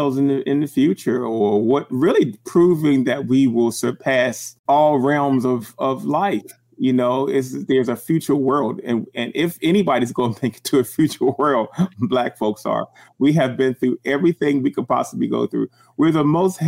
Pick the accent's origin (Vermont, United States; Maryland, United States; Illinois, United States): Maryland, United States; Baltimore; I was born and raised in Baltimore City.